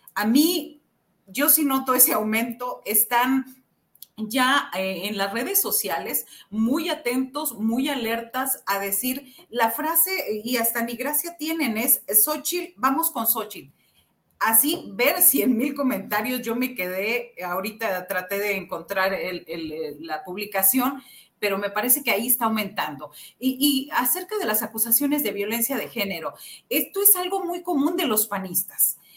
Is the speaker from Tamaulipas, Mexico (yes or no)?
yes; Xicoténcatl, Tamaulipas, Mexico; somos los dos de Jicotenca, Tamaulipas